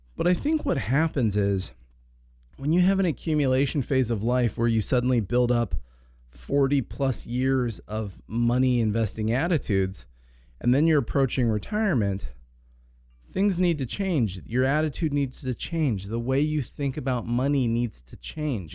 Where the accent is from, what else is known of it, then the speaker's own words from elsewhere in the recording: Ventura, California, United States; also born or lived in Palm Desert, California; I grew up here in Ventura.